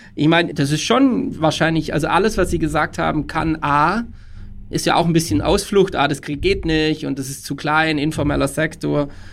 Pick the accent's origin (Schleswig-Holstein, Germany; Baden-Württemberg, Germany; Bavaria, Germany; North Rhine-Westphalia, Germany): Baden-Württemberg, Germany; Tübingen area; now in Munich, Germany; Ich komme ursprünglich aus der Tübinger Gegend.